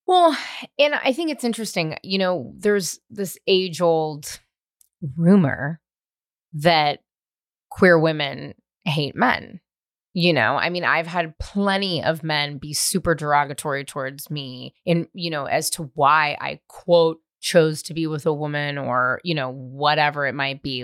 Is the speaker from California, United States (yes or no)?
yes; California, United States; I grew up in California